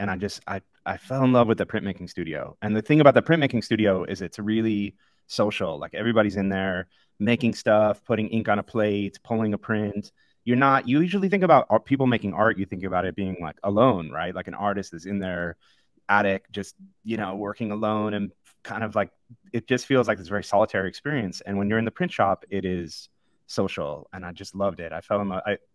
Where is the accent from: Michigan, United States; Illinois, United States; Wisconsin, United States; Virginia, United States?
Illinois, United States; just outside of Chicago; I grew up just outside of Chicago.